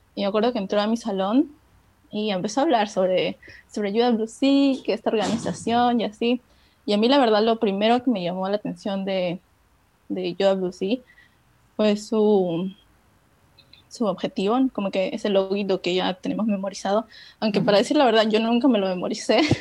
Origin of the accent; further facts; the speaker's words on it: Peru; also born or lived in China; soy de Perú.